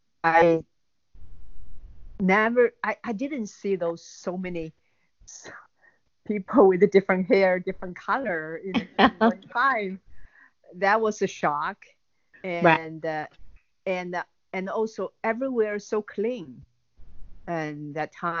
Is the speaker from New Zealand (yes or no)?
no; Hangzhou, Zhejiang, China; English is a second language; moved away as an adult; now in Boston, United States; I was growing up in Hangzhou